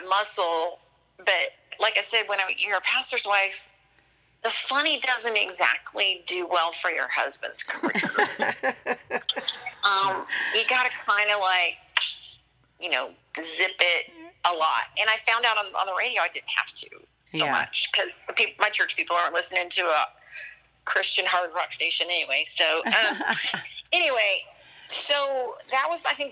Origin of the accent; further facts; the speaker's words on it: Central Texas, United States; I grew up in Central Texas, about an hour outside of Austin in a really tiny town